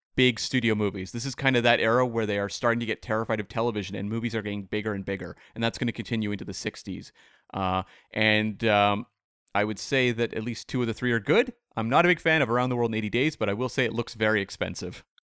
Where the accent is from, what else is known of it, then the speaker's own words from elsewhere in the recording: Canada; as a Canadian